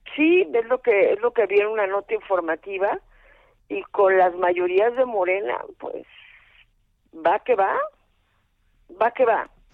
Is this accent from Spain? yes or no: no; Mexico